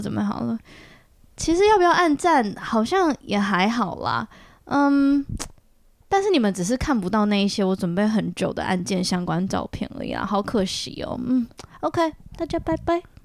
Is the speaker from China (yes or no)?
no; Taiwan; 我小时候在台湾长大的时候